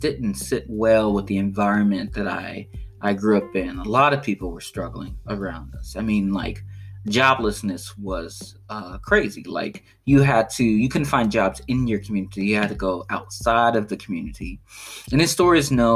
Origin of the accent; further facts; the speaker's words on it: Chicago, Illinois, United States; I grew up on the south side of Chicago, just as a start. Like, I grew up in West Englewood neighborhood